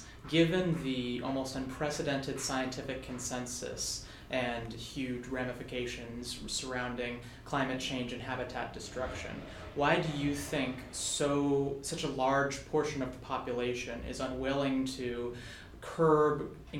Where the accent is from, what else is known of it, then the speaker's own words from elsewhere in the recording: Santa Rosa, California, United States; I'm originally from Santa Rosa, California, mm-hmm. but I am currently at school at UC Berkeley.